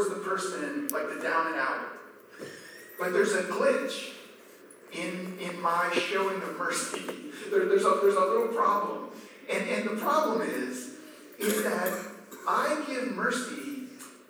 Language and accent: English; Maryland, United States; I grew up in Maryland.